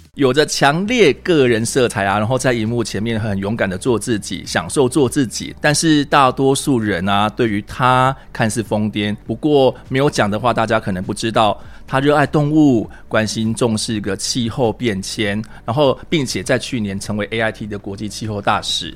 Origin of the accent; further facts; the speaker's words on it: Taiwan; 待在我们台湾这边